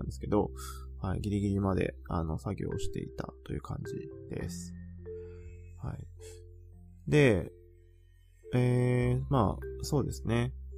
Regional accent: Japan; moved away as an adult; also born or lived in Germany; 日本で日本人としてこう活動する

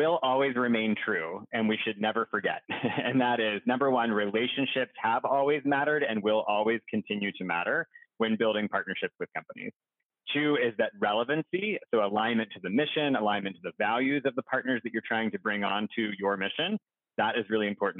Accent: Pittsburgh, Pennsylvania, United States; I'm from Pittsburgh originally

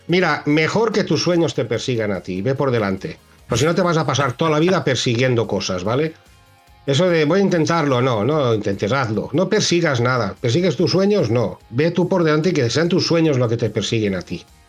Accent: Ibi, Valencian Community, Spain; de inyección de plástico en IBI, en mi pueblo

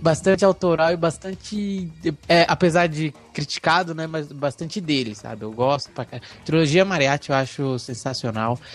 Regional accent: Guarulhos, São Paulo, Brazil; nasci em Guarulhos mesmo

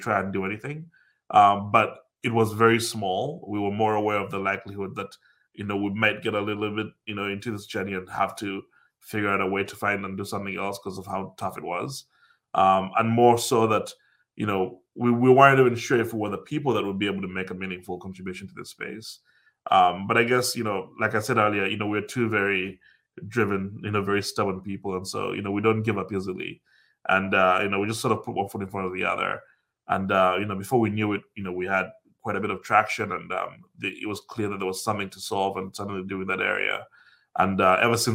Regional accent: Uganda; moved away as an adult; also born or lived in United States / Dublin, Ireland; growing up in Africa

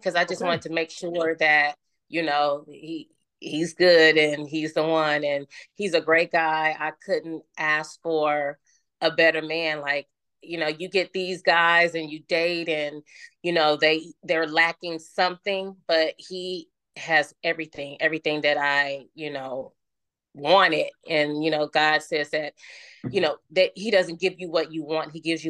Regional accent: Oakland, California, United States; also born or lived in Las Vegas, Nevada; now in Los Angeles, United States; I was born and raised in Oakland, California. And since then, I've moved to Las Vegas, Nevada. And now I'm here in Los Angeles, California. I just turned 49 years old. I have a twin sister.

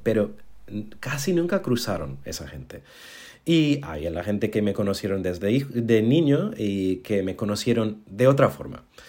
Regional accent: New York, United States; Spanish is a second language; moved away as an adult; also born or lived in Berlin / London; now in Málaga, Spain; así es como crecí en Nueva York

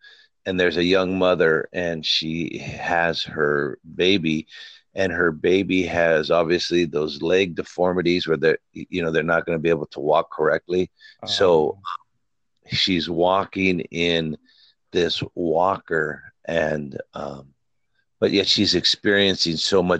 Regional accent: United States; I'm an American

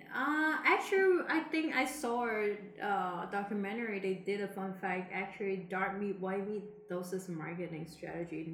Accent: Macau; moved away; back then when I was in my hometown, I think in Macau

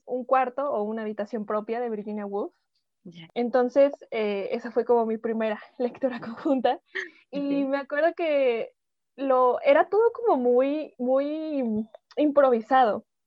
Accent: Mexico; todas somos mexicanas, vivimos este, en diferentes lados de la República, hay otras en otros países, pero todas somos mexicanas.

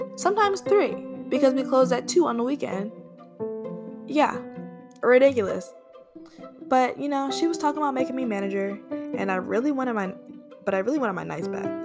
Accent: Florida, United States; moved away as an adult; now in Atlanta, United States; I am a fiery Sagittarius from Florida, now living in Atlanta, Georgia.

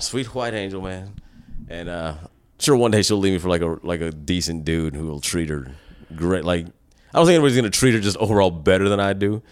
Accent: United States; as an American

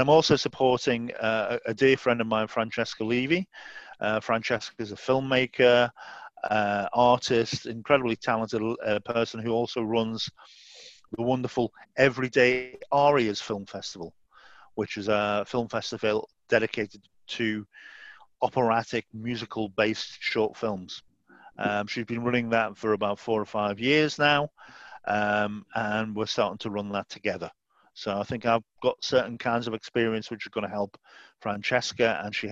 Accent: Southport, North West England, United Kingdom; Southport is my hometown in Merseyside

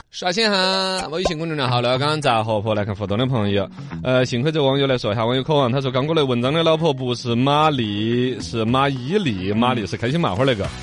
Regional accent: China; 因为我们中国人

